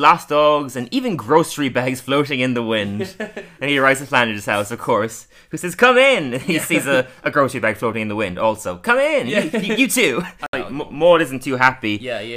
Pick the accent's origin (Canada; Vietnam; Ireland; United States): Ireland; Kerry, Munster; growing up in Kerry